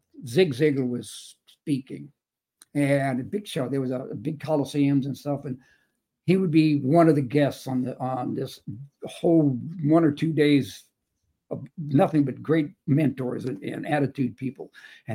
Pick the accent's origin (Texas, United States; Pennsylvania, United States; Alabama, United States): Texas, United States; El Paso; also born or lived in Chicago; I was born and raised in El Paso, Texas